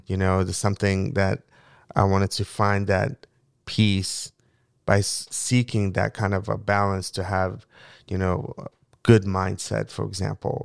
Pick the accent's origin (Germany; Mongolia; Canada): Mongolia; English is a second language; also born or lived in Moscow, Russia / Falls Church, Virginia, United States; now in United States; a young boy growing up in Mongolia